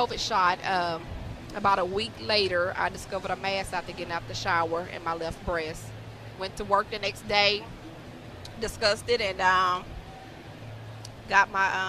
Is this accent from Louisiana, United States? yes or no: yes; Shreveport, Louisiana, United States; moved away as an adult; now in Dorchester, United States; I'm from Shreveport, Louisiana.